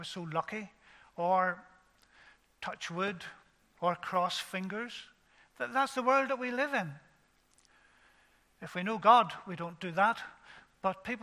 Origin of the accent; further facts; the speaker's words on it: Ballymena, Northern Ireland, United Kingdom; I was brought up in Ballymena